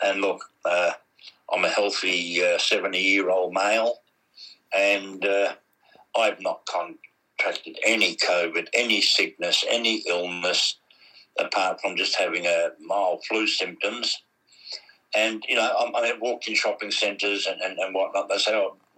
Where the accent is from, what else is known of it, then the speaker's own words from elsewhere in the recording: Australia; we know as Australians